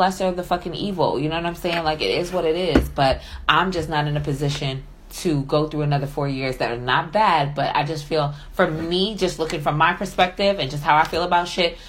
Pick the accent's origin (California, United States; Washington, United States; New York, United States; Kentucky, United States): New York, United States; I'm from New York. I don't give a fuck what part of the South I'm in.